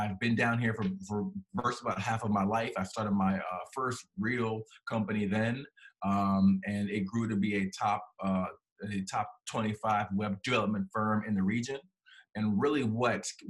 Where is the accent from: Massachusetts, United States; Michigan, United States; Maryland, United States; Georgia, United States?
Maryland, United States; moved away as an adult; now in North Carolina, United States; I am born and raised in Maryland